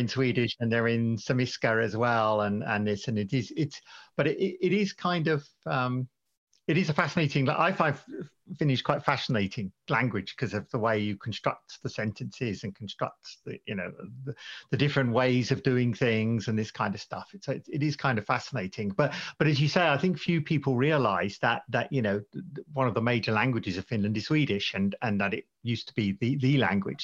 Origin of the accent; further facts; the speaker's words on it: United Kingdom; also born or lived in United States; now in Sweden; I'm, I'm British originally, I lived a long time in America and now in Sweden